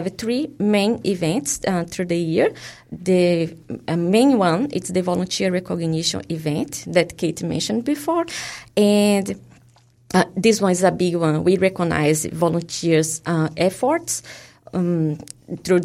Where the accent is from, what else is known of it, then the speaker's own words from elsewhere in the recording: Brazil; English is a second language; moved away as an adult; also born or lived in Queenstown, New Zealand; now in Palmerston North, New Zealand; In Brazil. I'm from Brazil